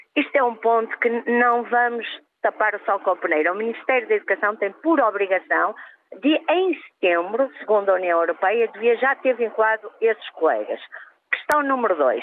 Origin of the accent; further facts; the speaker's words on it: Porto, Norte, Portugal; Eu sou do Porto